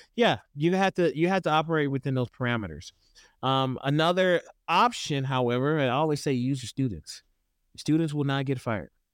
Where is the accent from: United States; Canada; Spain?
United States; Houston, Texas; now in Idaho, United States; I grew up in the South originally, I'm from Houston